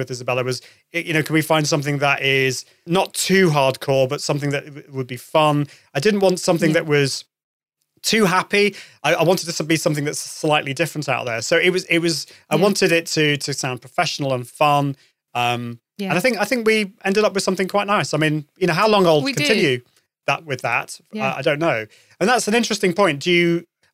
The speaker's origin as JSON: {"language": "English", "country": "United Kingdom", "said": "I am British"}